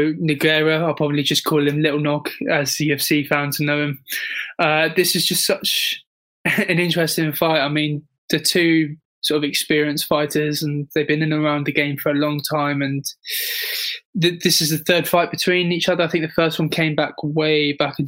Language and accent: English; United Kingdom; as a Brit